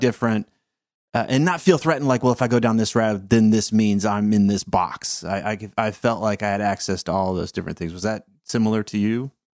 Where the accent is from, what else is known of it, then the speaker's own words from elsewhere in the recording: the South, United States; I was raised in the South